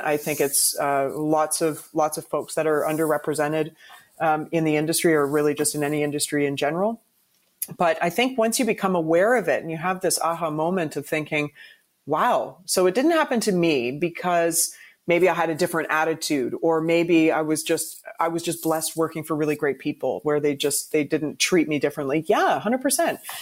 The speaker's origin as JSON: {"language": "English", "country": "Canada", "said": "as a Canadian, when you're you know a diehard hockey fan"}